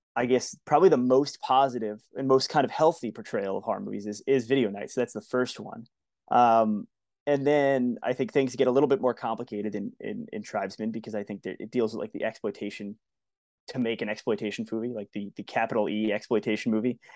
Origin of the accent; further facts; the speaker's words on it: Long Island, New York, United States; where I grew up on Long Island